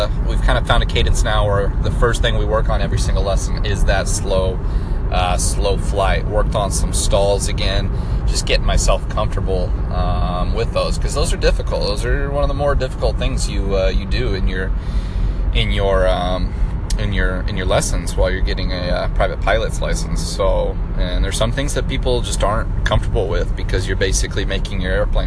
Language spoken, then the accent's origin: English; Nebraska, United States; moved away as an adult; also born or lived in Dallas, Texas; now in Fort Worth, United States; I'm originally from Nebraska. Moved to Texas after college